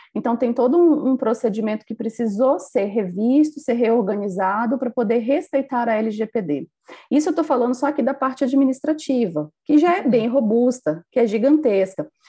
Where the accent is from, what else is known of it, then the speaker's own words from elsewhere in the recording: Rondônia, Brazil; Eu sou aqui de Rondônia, do norte do nosso país